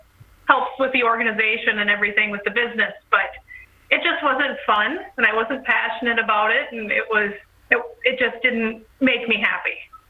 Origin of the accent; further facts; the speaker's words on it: Wisconsin, United States; I am born and bred here in Wisconsin. I'm a Wisconsin girl through and through.